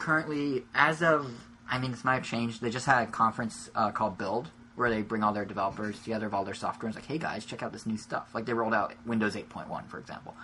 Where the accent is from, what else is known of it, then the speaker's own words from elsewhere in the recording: United States; first language English; I only know English because I'm American